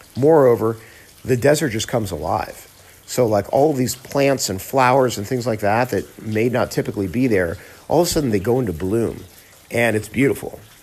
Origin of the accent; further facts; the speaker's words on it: Miami, Florida, United States; moved away as an adult; now in Phoenix, United States; I grew up in South Florida, in Miami